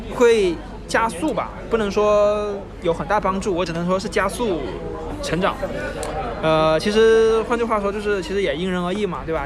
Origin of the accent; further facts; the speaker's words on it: Hainan, China; moved away as an adult; 因为我是从海南来的嘛